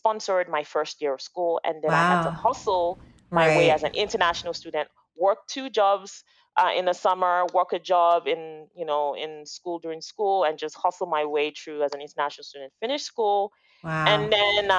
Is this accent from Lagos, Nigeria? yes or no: yes; Lagos, Nigeria; now in Toronto, Canada; I grew up in Lagos, Nigeria